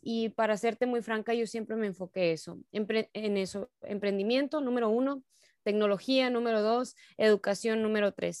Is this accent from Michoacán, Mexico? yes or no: no; Sonora, Mexico; como sonorenses, como mexicanos